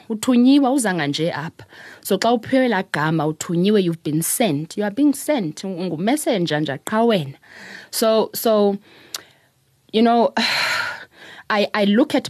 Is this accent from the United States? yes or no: no; Queenstown, Eastern Cape, South Africa; So we're from Queenstown. On my first trip there, and I might be taking things a bit further than what I should, but on my first trip to Ewu, I was with my mother.